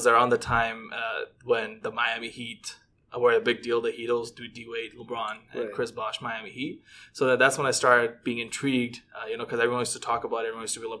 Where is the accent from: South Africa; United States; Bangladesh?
Bangladesh; now in Toronto, Canada; back home, back in my home country from Bangladesh.